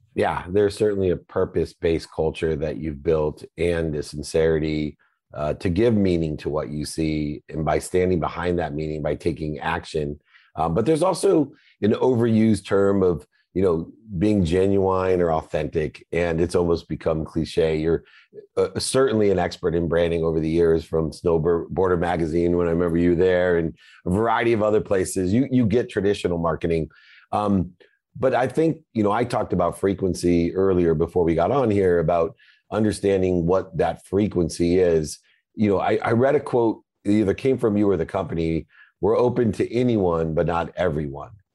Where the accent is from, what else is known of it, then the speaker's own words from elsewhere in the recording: Southern California, United States; I'm from Southern California